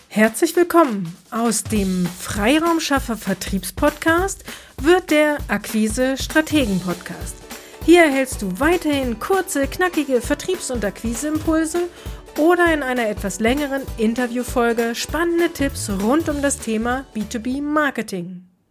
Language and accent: German; Braunschweig, Lower Saxony, Germany; Bei uns in Braunschweig